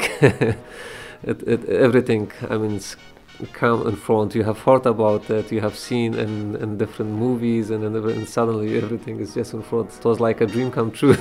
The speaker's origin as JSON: {"language": "English", "region": "Kabul", "country": "Afghanistan", "tie": "born or raised there", "moved": "as an adult", "lives_now": "Philadelphia, United States", "said": "I grew up in Kabul city"}